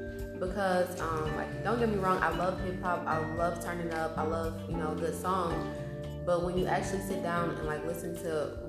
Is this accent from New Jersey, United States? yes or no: no; Texas, United States; born there; I was born in Texas.